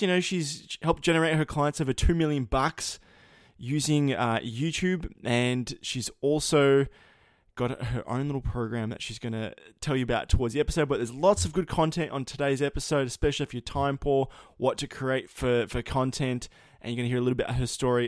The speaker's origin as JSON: {"language": "English", "country": "Australia", "accent": "Aussie", "said": "my accent"}